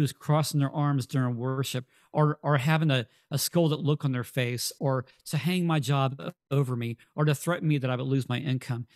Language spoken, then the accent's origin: English; Texas, United States; we're from Texas